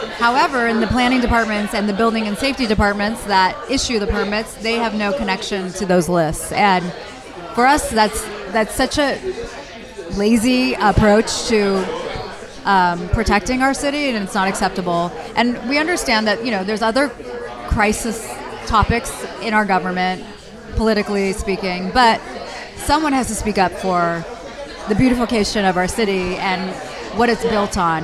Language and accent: English; Los Angeles, California, United States; We're from Los Angeles, natives and it's in our DNA.